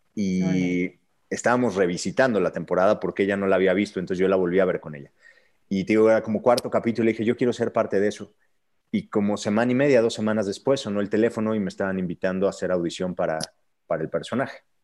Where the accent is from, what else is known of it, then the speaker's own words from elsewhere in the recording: Querétaro, Mexico; first language Spanish; yo vengo de Querétaro